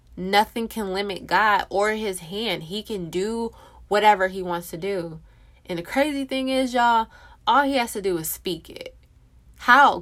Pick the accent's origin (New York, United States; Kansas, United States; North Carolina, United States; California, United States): California, United States; moved away as an adult; now in Texas, United States; I, me and my husband, born and raised in California